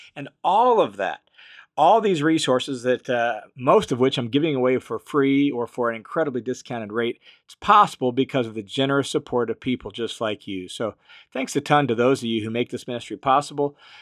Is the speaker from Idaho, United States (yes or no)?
yes; Boise, Idaho, United States; my hometown of Boise, Idaho